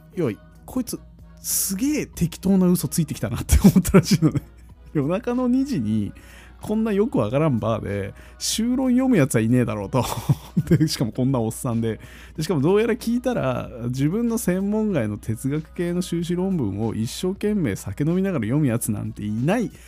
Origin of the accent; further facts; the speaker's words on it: Tokyo, Japan; いや東京なんですよ